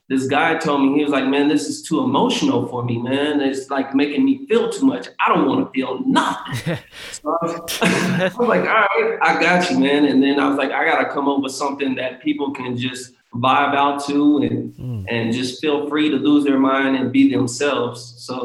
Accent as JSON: {"language": "English", "region": "Kansas", "country": "United States", "lives_now": "Los Angeles, United States", "said": "I moved to LA. Yeah. I'm from Kansas originally, but I moved to LA and I wanted to act."}